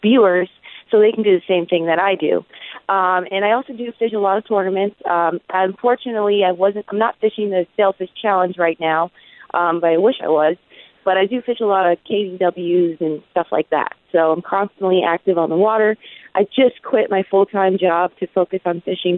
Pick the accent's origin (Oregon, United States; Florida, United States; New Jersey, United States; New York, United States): Florida, United States; Miami; I was born and raised in Miami, Florida.